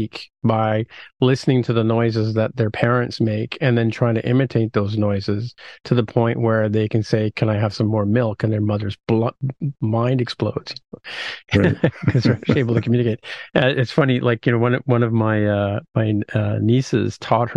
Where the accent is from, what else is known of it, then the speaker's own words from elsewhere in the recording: Ontario, Canada; as a Canadian, you know, I feel awkward about saying software engineer, you know, but especially somebody from Ontario